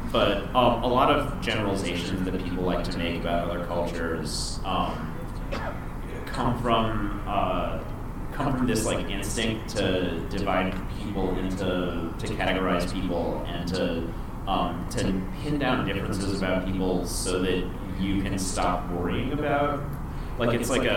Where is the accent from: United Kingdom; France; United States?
United States; New York City, New York; Growing up in New York City, I didn't realize that because there's so many Catholics